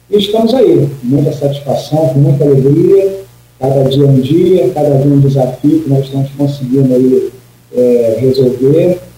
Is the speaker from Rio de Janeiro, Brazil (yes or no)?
yes; Rio de Janeiro, Brazil; moved away as an adult; now in Campos dos Goytacazes, Brazil; Eu sou do Rio de Janeiro. Eu cheguei aqui em Campo de Atacado em abril.